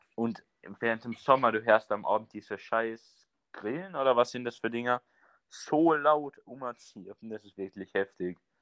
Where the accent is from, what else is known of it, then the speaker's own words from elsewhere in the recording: Carinthia, Austria; accent: Carinthian; zum Glück sind wir Kärntner ja, haben, haben ja nicht so einen heftigen Dialekt